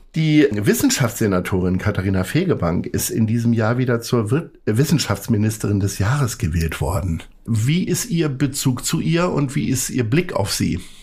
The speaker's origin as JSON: {"language": "German", "town": "Hanover", "region": "Lower Saxony", "country": "Germany", "said": "Ich bin Hannoveraner"}